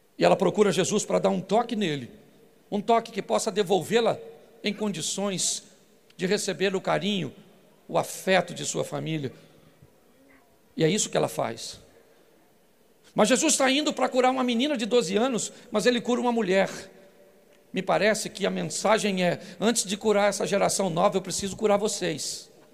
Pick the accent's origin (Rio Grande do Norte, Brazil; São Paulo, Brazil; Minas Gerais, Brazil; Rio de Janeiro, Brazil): Rio de Janeiro, Brazil; Baixada Fluminense; Sou carioca da Baixada Fluminense